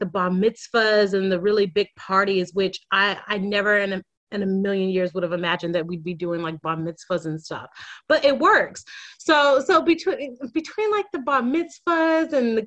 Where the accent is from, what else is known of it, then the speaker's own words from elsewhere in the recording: United States; moved away as an adult; now in Sydney, Australia; I am an American who moved to Australia about 6 years ago.